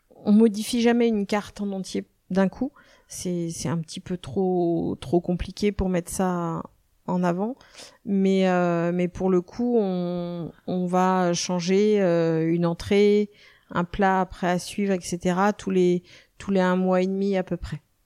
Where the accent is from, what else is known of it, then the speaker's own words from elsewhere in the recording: Nantes, Pays de la Loire, France; now in Vannes, France; je suis née à Nantes. Euh, ça fait maintenant plus de 25 ans que je suis sur le secteur de Vannes